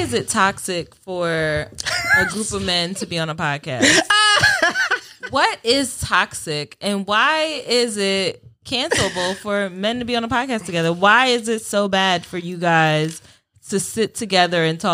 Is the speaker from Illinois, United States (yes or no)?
no; Delaware, United States; me and Dez went to high school together. He's from Delaware. I'm from Delaware